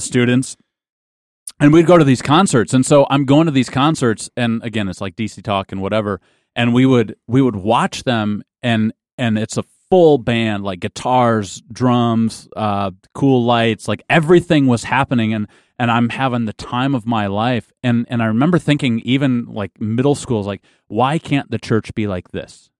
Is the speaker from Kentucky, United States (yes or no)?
no; Lowell, Michigan, United States; I grew up in a little town called Lowell, Michigan